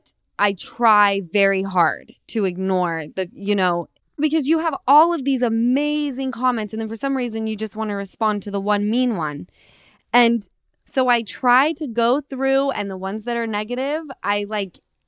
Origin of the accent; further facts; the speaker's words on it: Utah, United States; now in Los Angeles, United States; I'm from Utah